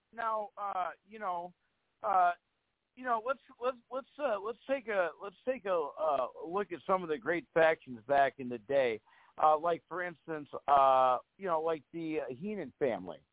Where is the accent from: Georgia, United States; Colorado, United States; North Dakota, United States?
North Dakota, United States; Fargo; I come from North Dakota